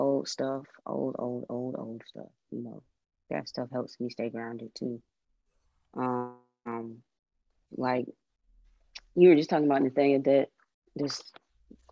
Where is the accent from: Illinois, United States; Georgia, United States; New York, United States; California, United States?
Georgia, United States; Atlanta; I'm from Atlanta